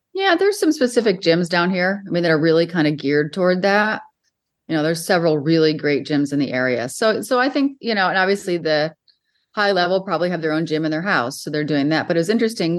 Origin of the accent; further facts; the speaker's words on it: Western New York, United States; I grew up in Western New York